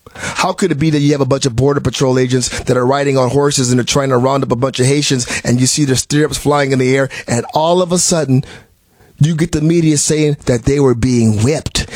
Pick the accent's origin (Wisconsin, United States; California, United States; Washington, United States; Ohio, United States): Wisconsin, United States; Milwaukee; moved away; I was from I'm from Milwaukee, Wisconsin originally.